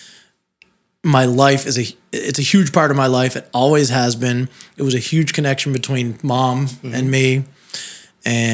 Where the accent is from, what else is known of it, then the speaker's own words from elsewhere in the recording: Sharon, Massachusetts, United States; moved away as an adult; now in Florida, United States; we grew up in Sharon, Massachusetts. I spent my whole life there